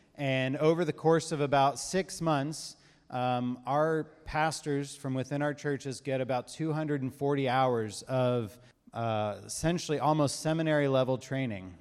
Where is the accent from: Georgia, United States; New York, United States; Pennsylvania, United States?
Georgia, United States; Savannah; moved away as an adult; now in Ethiopia; our family, we're from Savannah, um, and about four years ago, my family, uh, moved to Ethiopia